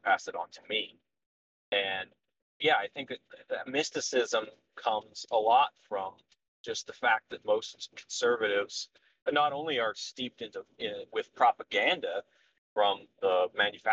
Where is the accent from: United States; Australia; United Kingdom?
United States; Montana; I was very, very much raised in it. My family has been rural workers all the way back into antiquity. And I'm from Montana